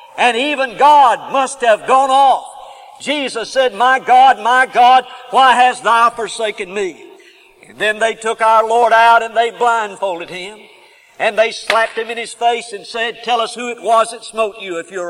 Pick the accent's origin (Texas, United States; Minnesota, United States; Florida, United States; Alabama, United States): Alabama, United States; Huntsville; also born or lived in Oxford, Alabama; I grew up in Huntsville, Alabama